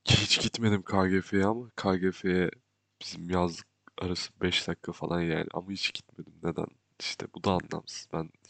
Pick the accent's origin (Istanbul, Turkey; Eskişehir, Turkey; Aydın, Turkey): Aydın, Turkey; Kuşadası; şaşırıyorlar çünkü oranın stereotipine uygun bir insan değilim. Çünkü orada büyümedim aslında. Kuşadası'nda büyüdüm.